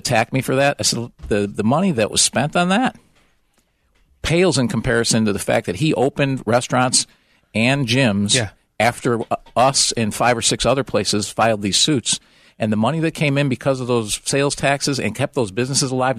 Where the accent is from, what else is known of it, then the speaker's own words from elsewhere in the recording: Orland Park, Illinois, United States; I grew up in Orland Park